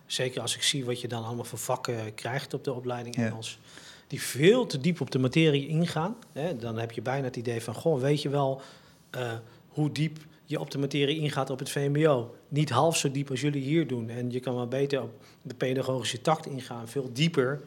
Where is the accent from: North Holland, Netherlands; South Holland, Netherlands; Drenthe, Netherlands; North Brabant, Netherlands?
North Holland, Netherlands; Het Gooi; ik als een Gooise jongeman waar ik ben opgegroeid